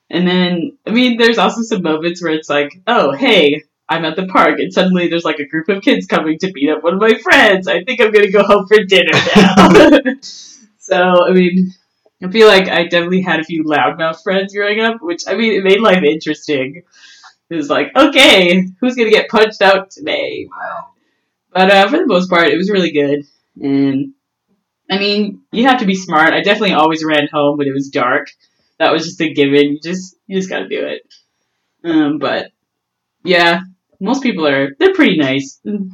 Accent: Winnipeg, Manitoba, Canada; Like, I really like to hang out with people, and I think that's really what the North End is.

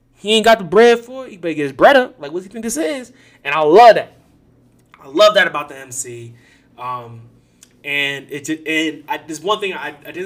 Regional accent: United States; as an American

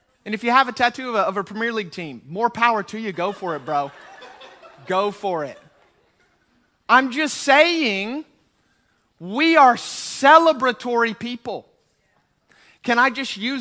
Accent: United States; I'm American

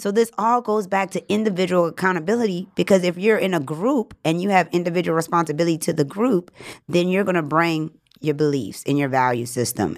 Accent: New Orleans, Louisiana, United States; now in Los Angeles, United States; I grew up in New Orleans

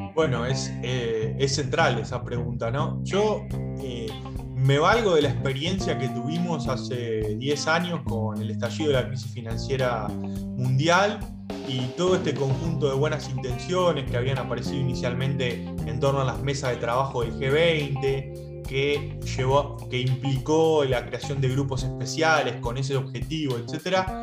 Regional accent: Argentina; nuestro país

